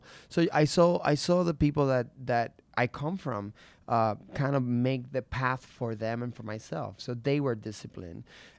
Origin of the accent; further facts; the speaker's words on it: Puerto Rico; Growing up in Puerto Rico, let me see.